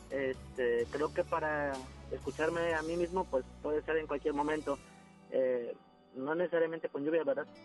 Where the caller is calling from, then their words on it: San Nicolás, Nuevo León, Mexico; De San Nicolás.